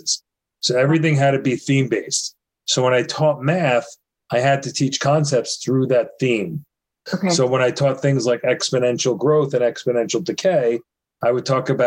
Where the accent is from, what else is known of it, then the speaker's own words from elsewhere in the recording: New York, United States; I'm from New York